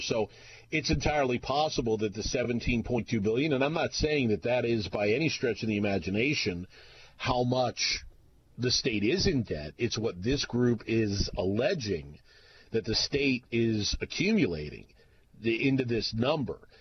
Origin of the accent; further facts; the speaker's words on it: the Northwest, Pacific Northwest, United States; I was from the Northwest